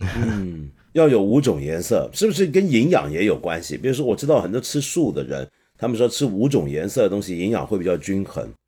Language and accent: Chinese; Hong Kong; 我作为一个香港人啊，一个南方人